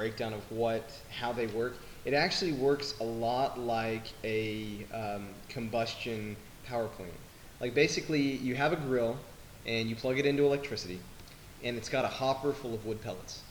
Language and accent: English; Lubbock, Texas, United States; I'm from Lubbock